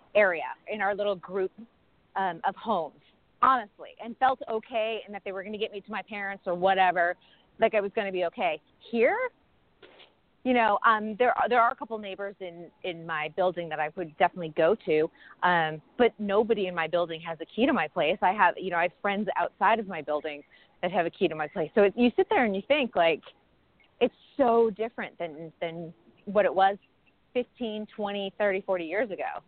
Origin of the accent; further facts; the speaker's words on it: Northeast, United States; moved away as an adult; also born or lived in New York City, United States; now in Los Angeles, United States; I grew up in the Northeast